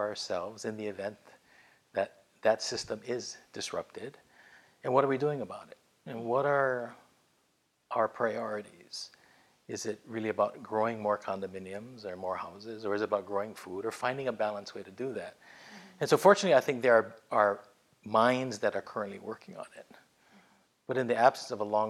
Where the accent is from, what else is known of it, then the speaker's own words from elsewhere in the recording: Hawaii, United States; also born or lived in Washington, D.C.; born and raised in Hawaii